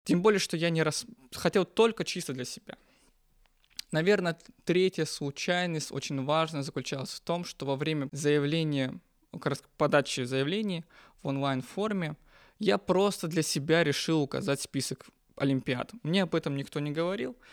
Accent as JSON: {"language": "Russian", "region": "North Caucasus", "country": "Russia", "tie": "born or raised there", "moved": "as an adult", "lives_now": "Moscow, Russia", "said": "Я родом из Северного Кавказа"}